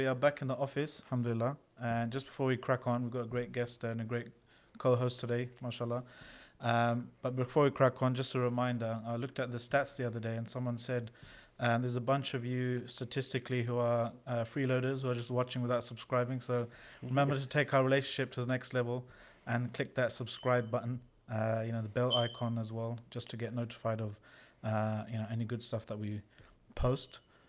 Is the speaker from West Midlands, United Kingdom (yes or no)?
no; Reading, South East England, United Kingdom; Born and raised in Reading.